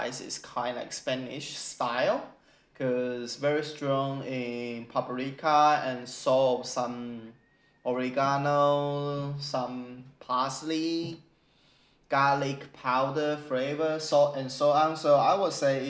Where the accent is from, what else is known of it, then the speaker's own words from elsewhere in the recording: Xiluo, Yunlin County, Taiwan; English is a second language; moved away as an adult; now in Australia; So I'm from Taiwan, I'm Taiwanese for sure. And I'm from a township called Xiluo. Xiluo is a little township of Yunlin, this agriculture county.